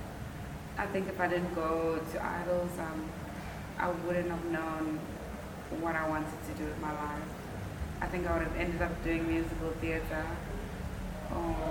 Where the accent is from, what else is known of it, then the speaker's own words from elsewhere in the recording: Durban, KwaZulu-Natal, South Africa; also born or lived in Johannesburg; I'm from Durban.